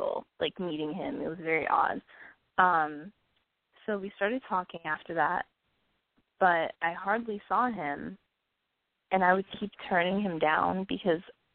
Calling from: New York, United States; I'm calling from Manhattan.

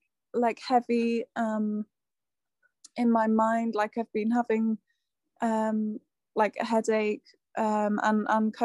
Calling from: South West England, United Kingdom

